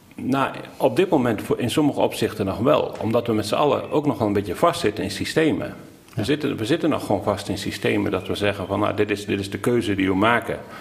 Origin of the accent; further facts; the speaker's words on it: Veluwe, Gelderland, Netherlands; Ik ben opgegroeid op de Veluwe, een prachtige boerderij.